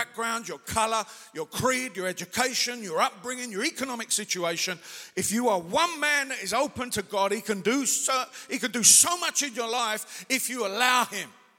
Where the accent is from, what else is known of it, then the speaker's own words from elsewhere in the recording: England, United Kingdom; now in Manchester, United Kingdom; as English people